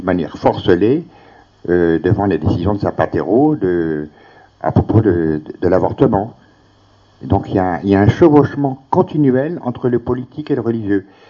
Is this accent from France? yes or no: yes; France; ici chez nous en France